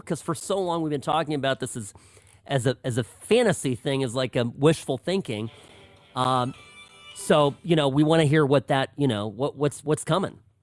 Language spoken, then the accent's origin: English; California, United States; first language Czech; English is a second language; also born or lived in Pennsylvania; we both grew up in California